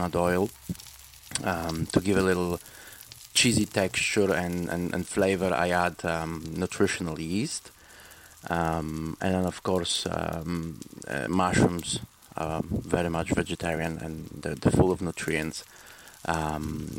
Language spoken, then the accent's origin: English; Poland; now in Montreal, Canada; I'm originally from Poland, but presently I live in Montreal.